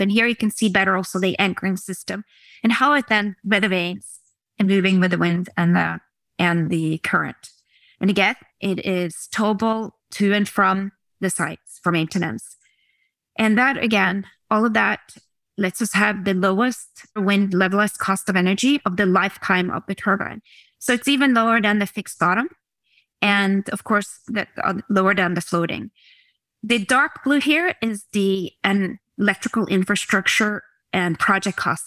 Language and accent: English; Oslo, Norway; I was born in Oslo, Norway